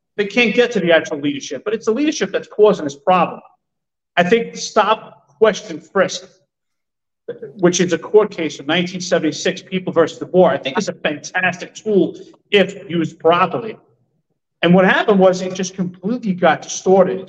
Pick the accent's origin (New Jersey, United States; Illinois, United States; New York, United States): New York, United States; New York City; I grew up in Stapleton.